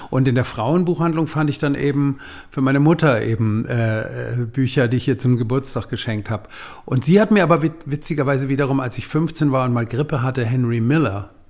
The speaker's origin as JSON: {"language": "German", "region": "Hamburg", "country": "Germany", "tie": "born or raised there", "said": "Also ich ging auch als heteronormierter äh, Schuljunge äh, immer äh, in Hamburg in, in schwulen Buchläden"}